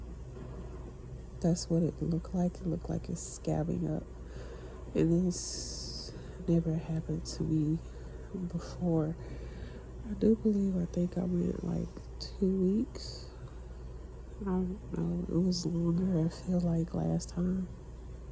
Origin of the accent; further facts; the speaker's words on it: Texas, United States; I'm from Texas